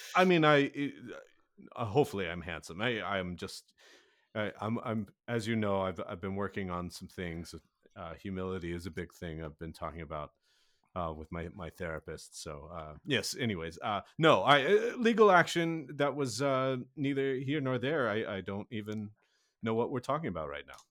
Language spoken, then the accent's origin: English; Kansas City, United States; I am from Kansas City